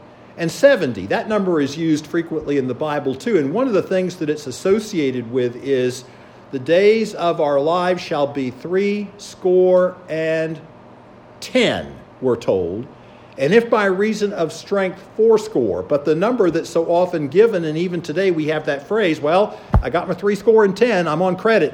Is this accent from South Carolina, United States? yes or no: yes; Charleston, South Carolina, United States; moved away as an adult; also born or lived in Illinois; now in Pennsylvania, United States; I grew up in Charleston along the coast